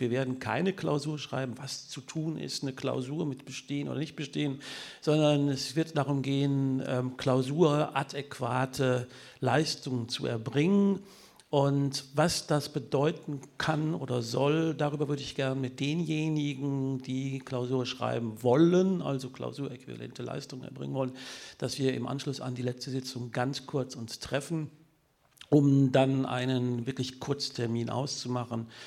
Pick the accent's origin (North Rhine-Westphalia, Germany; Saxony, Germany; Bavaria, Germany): North Rhine-Westphalia, Germany; Münster; ich komme aus Münster, Münster die Fahrradstadt Deutschlands